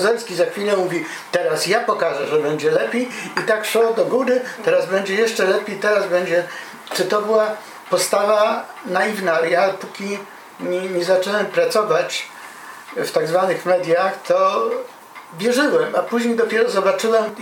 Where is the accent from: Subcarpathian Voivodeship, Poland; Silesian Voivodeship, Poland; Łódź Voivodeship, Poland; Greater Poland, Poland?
Silesian Voivodeship, Poland; ja się wychowałem na Śląsku